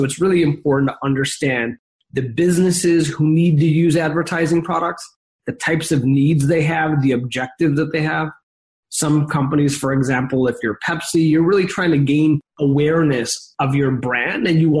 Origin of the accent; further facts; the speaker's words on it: Chicago, Illinois, United States; now in San Francisco, United States; I grew up in the Midwest in Chicago, Illinois